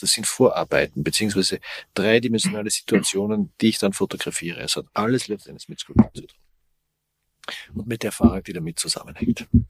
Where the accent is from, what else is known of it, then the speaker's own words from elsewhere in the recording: Austria; Ich komme aus Österreich, sehr katholisches Land